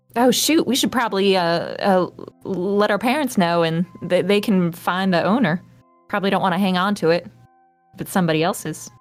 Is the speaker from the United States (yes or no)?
yes; the South, United States; now in Columbus, United States; I'm originally from the South